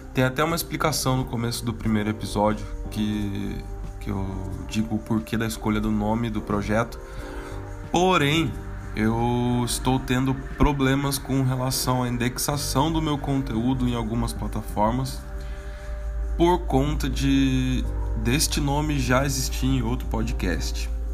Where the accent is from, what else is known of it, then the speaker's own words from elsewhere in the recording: Caçapava, São Paulo, Brazil; moved away as an adult; now in São Paulo, Brazil; eu sou do interior, sou de Caçapava. Fei é uma gíria ali da região do Vale do Paraíba que a molecada sempre falou